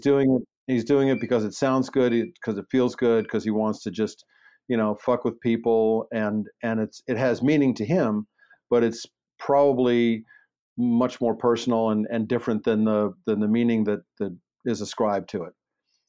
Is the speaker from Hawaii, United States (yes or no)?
no; Baltimore, Maryland, United States; accent: Baltimore; moved away; I grew up in Baltimore.